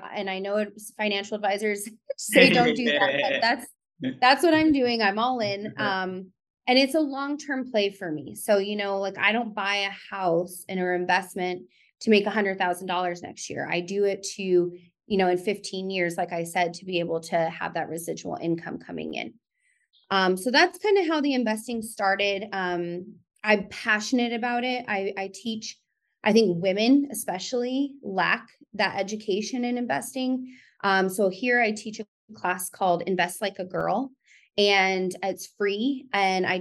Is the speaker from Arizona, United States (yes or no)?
yes; Tucson, Arizona, United States; also born or lived in Phoenix; I'm from Tucson, born and raised